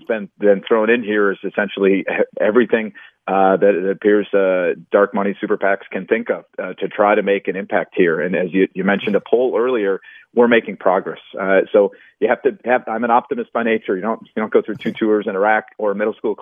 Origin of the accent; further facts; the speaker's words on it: Red Wing, Minnesota, United States; also born or lived in St. Paul, Minnesota; I was born in St. Paul, grew up in Red Wing, Minnesota. That is where I'm from.